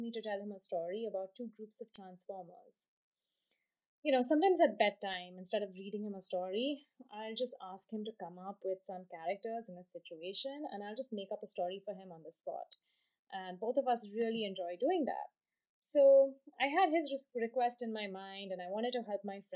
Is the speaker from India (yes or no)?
yes; Mumbai, Maharashtra, India; moved away; my hometown of Bombay